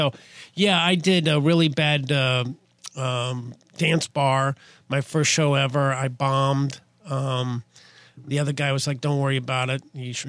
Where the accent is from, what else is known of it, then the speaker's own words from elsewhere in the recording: Midwest, United States; Well, I'm from the Midwest.